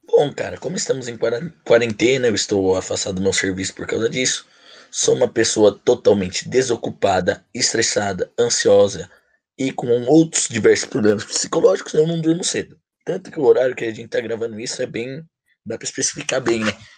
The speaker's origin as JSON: {"language": "Portuguese", "town": "Bragança Paulista", "region": "São Paulo", "country": "Brazil", "tie": "born or raised there", "said": "Bragantino de nascença"}